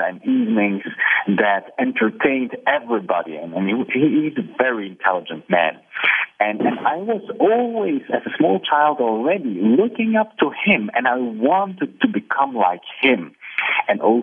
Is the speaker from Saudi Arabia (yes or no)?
no; Belgium; also born or lived in Poland; now in Barcelona, Spain; I ended up in Belgium as a three-year-old child.